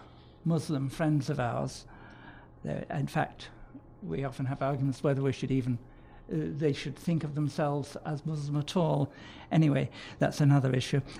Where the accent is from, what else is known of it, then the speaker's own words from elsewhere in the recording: the Pennines, northern England, United Kingdom; moved away; also born or lived in Canons, Edgware, London; Growing up on the Puritan pungences of Wright's coal tar soap and Dettol, no car, no telephone or central heating, but plenty of milk, fresh air, long hikes in the Pennines